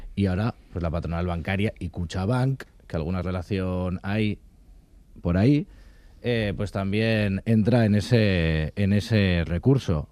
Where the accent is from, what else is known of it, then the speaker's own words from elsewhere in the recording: Basque Country, Spain; también somos vascos y vascas